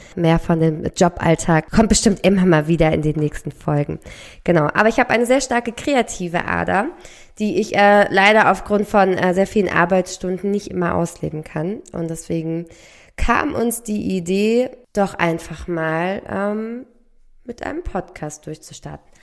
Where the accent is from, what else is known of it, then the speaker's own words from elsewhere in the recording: near Frankfurt, Hesse, Germany; also born or lived in Berlin; Also ich komme aus der Nähe von Frankfurt in in einem kleinen Dörfchen.